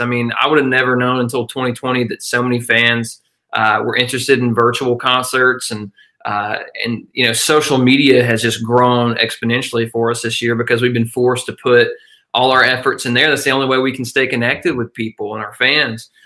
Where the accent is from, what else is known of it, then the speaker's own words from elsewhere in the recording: northeast Georgia, United States; i grew up in a tiny little mountain town uh, northeast georgia uh, which is about uh, an hour northeast of athens